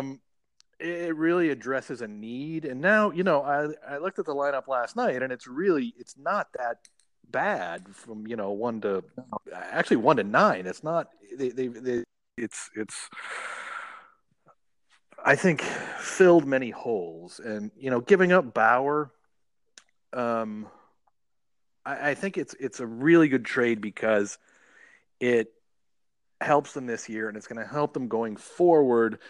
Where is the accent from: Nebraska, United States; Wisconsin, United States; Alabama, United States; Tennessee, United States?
Alabama, United States; Huntsville; also born or lived in Cleveland, Ohio; I was born in Cleveland. I lived there till I was like 9, and then I moved to Huntsville, Alabama.